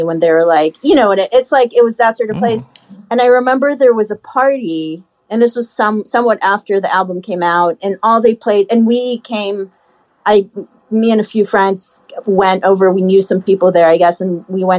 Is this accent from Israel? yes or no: yes; Haifa, Haifa District, Israel; born or raised there; moved away